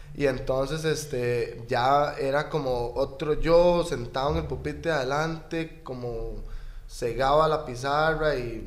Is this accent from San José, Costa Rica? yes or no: yes; Escazú, San José, Costa Rica; vecino de Escazú